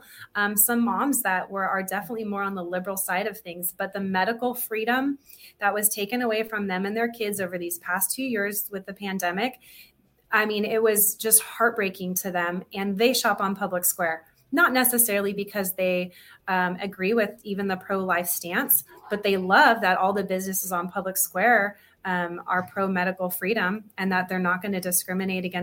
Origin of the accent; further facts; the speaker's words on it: San Diego, California, United States; I'm from San Diego.